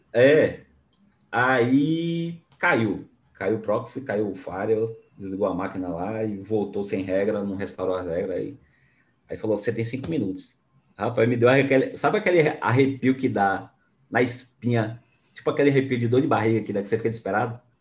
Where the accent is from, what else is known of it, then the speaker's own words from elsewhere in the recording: Bahia, Brazil; Baiano, porque eu sou baiano também, né? Da terra do, do dendê e leite